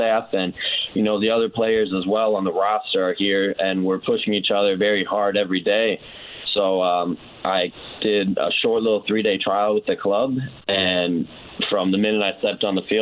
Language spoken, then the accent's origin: English; Rockford, Illinois, United States; moved away; being from Rockford